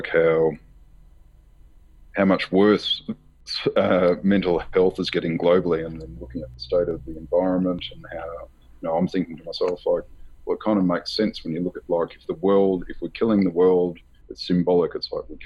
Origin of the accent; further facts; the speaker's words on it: Australia; growing up in Australia, we're a secular society